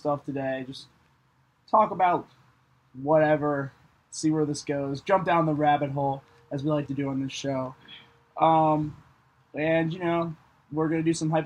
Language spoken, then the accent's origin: English; Cincinnati, Ohio, United States; We're live from my patio, you know, beautiful summer night here in Ohio. Yeah, it's pretty cool to finally have some of my hometown friends